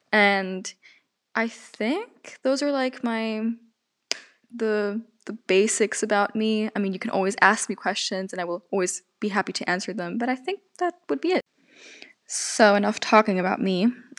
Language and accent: English; Germany; accent: German; I am 18 years old, and I'm from Germany. I grew up bilingual. That's why I speak English fluently. I already excuse myself if I do sometimes have a German accent